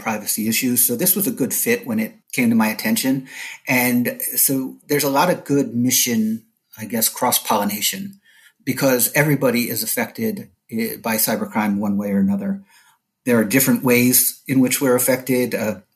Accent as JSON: {"language": "English", "region": "New Jersey", "country": "United States", "tie": "born or raised there", "moved": "as an adult", "lives_now": "Orlando, United States", "said": "I am a transplant like many other people from up north, born and raised in New Jersey."}